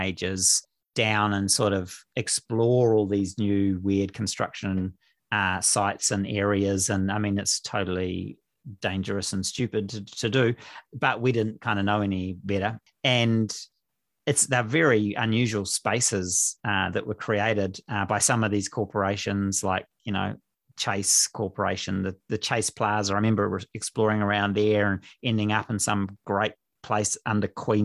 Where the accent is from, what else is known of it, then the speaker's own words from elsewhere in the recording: Auckland, New Zealand; moved away as an adult; also born or lived in England; now in Thames, New Zealand; I grew up in Auckland.